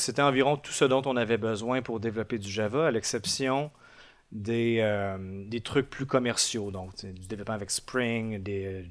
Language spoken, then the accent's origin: French; Montreal region, Quebec, Canada; je suis un développeur Android de, la région de Montréal, au Québec